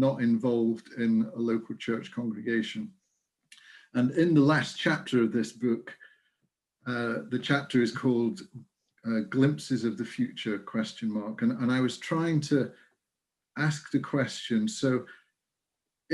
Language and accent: English; Lincolnshire, East Midlands, United Kingdom; now in Kincraig, United Kingdom; I'm originally from Lincolnshire. It's where I was born and grew up.